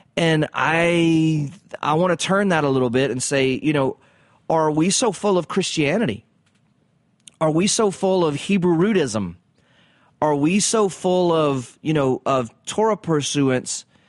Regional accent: the South, United States; I grew up in the South.

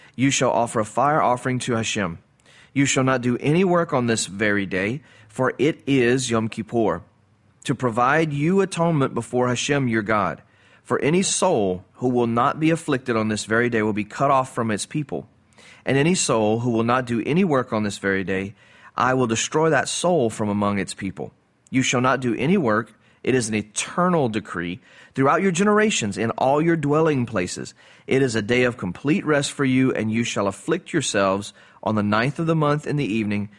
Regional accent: the South, United States; I grew up in the South. I live in the South.

